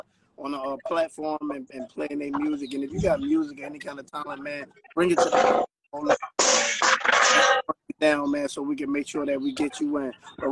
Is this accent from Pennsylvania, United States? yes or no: yes; Philadelphia, Pennsylvania, United States; now in Atlanta, United States; Hey, I'm from Philly, but I'm in the ATL, man, right now.